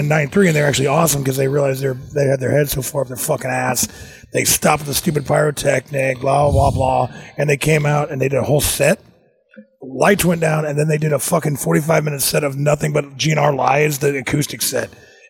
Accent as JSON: {"language": "English", "region": "Nebraska", "country": "United States", "said": "Again, I'm fucking from Nebraska."}